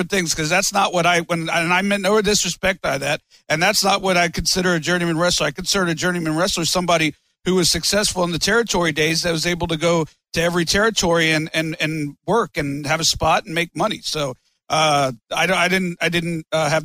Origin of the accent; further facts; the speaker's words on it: Fort Lauderdale, Florida, United States; when I grew up in Fort Lauderdale